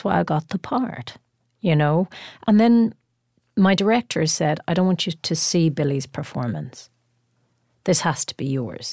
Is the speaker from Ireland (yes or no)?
yes; Ireland; being Irish